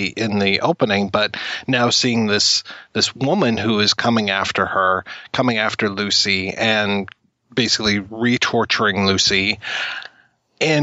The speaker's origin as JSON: {"language": "English", "country": "Canada", "said": "being Canadian"}